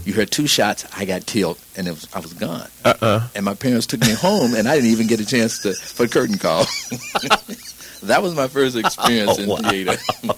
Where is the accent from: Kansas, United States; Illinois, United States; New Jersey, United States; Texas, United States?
Illinois, United States; Chicago; moved away as an adult; also born or lived in Cincinnati, Ohio / Denver, Colorado; I'm originally from Cincinnati, but I was raised in Chicago.